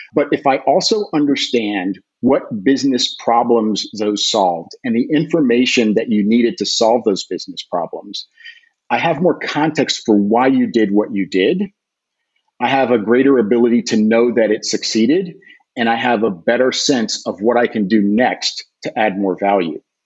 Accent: United States; I'm an American soccer player, an American soccer coach

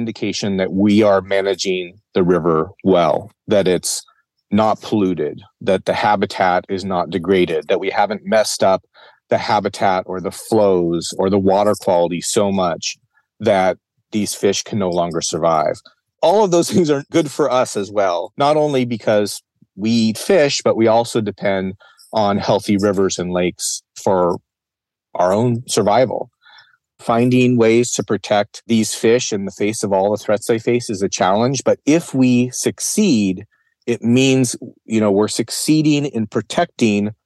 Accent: Arizona, United States; I came from Arizona.

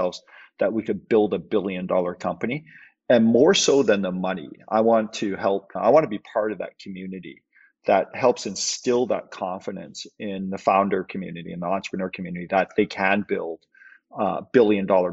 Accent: Canada; also born or lived in Hong Kong; I was born in Hong Kong. Parents immigrated to Canada when I was five

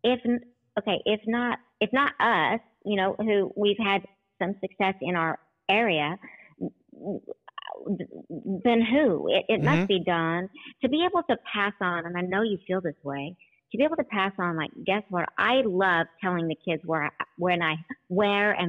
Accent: Oklahoma, United States; I grew up in Oklahoma, where we're that tornado city

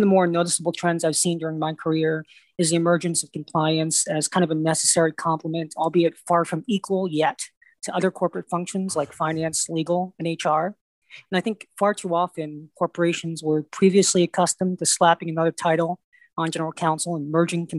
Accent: Rhode Island, United States; I grew up in Rhode Island, so I'm familiar with the Ocean State

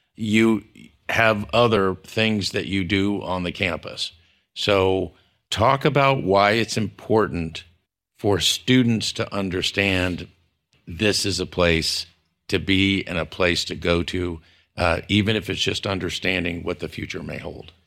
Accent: San Antonio, Texas, United States; I was from San Antonio

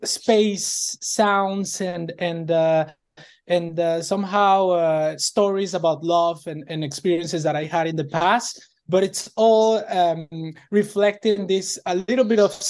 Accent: Venezuela; moved away as an adult; now in Canada; But I was born in Venezuela.

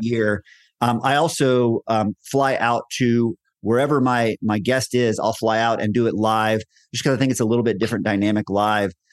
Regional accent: Texas, United States; moved away as an adult; now in Colorado, United States; I was born and raised in Texas, had most of my career in Texas.

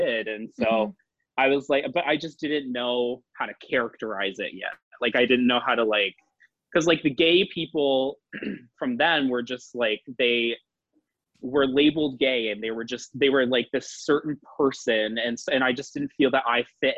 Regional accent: Fredericton, New Brunswick, Canada; moved away as an adult; also born or lived in Miramichi, New Brunswick / Toronto; I'm from Fredericton, New Brunswick, which is a very, it's the capital city of New Brunswick

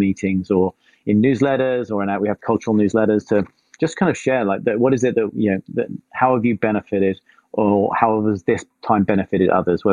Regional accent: England, United Kingdom; moved away as an adult; now in East Bay, California, United States; I'm originally from England. I now live in the East Bay in California.

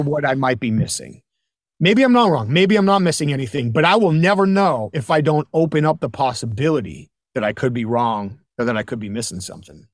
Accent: New Hampshire, United States; We're both from New England, so I was in New Hampshire

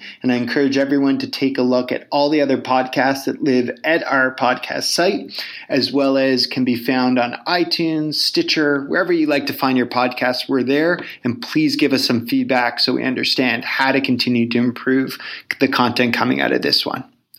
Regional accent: Toronto, Ontario, Canada; I'm from Toronto

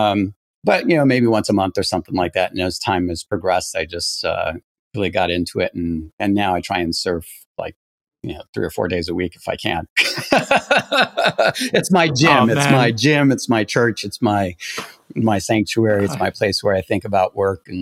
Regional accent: Quebec, Canada; moved away; I'm originally from Quebec, Canada

